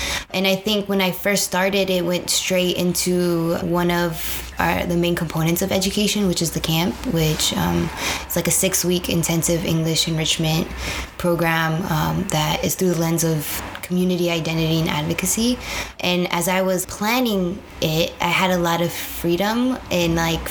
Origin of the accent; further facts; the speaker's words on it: San Jose, California, United States; moved away as an adult; now in Chicago, United States; born and raised in San Jose, California